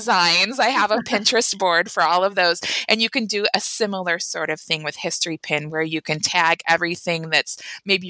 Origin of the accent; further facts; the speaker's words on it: Euclid, Ohio, United States; my hometown of Euclid, Ohio.